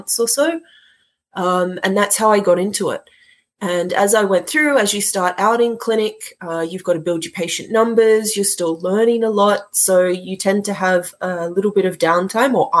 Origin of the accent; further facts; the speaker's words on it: Sydney, New South Wales, Australia; also born or lived in Melbourne; I decided to travel from Sydney down to Melbourne and started there. And at at that point, life obviously happens. I ended up back in my hometown